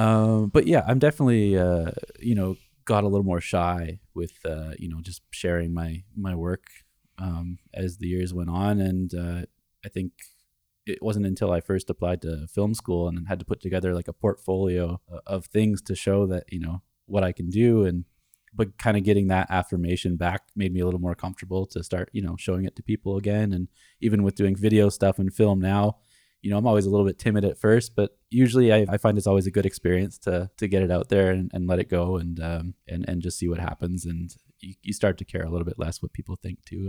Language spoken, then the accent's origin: English; Canada; Growing up in Canada